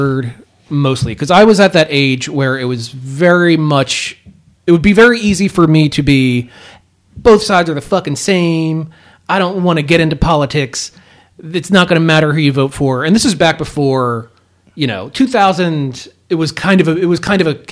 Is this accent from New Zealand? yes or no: no; Philadelphia, Pennsylvania, United States; I came from Southwest Philadelphia in a neighborhood that is destitute now